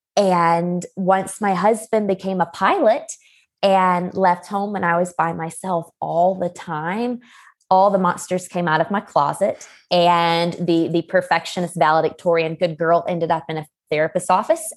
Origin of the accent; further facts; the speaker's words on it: LaGrange, Georgia, United States; now in Colorado Springs, United States; I am from LaGrange, Georgia, which is a small town just sixty miles south of Atlanta, but right now I am living in the Colorado Springs area